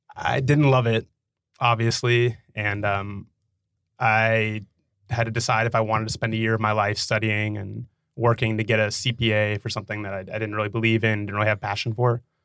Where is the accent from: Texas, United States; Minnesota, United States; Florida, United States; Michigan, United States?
Texas, United States; Dallas; also born or lived in Nashville; I grew up in Dallas